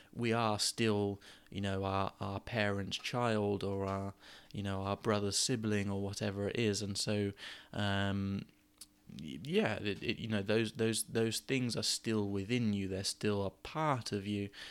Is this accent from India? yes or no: no; Gosport, South East England, United Kingdom; moved away as an adult; I moved away from Gosport where I grew up when I was sort of nineteen or twenty